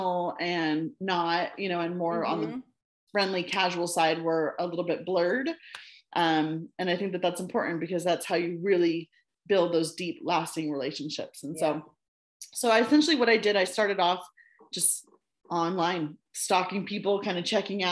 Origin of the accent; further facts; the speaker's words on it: United States; moved away as an adult; also born or lived in China; now I'm in my home country